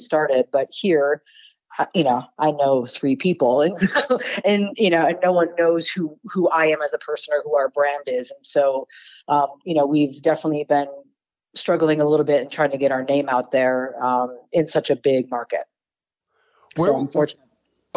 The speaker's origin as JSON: {"language": "English", "town": "Detroit", "region": "Michigan", "country": "United States", "moved": "yes", "lives_now": "Reno, United States", "said": "I'm originally from Detroit, so I started off in the automotive industry"}